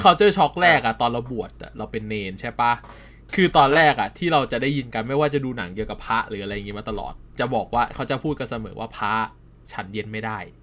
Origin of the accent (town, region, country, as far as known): Central Thailand, Thailand